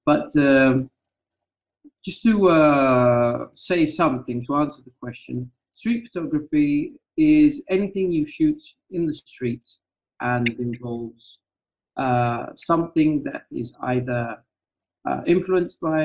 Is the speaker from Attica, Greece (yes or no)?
yes; Athens, Attica, Greece; now in Rethymno, Greece; I'm originally from Athens, the capital of Greece.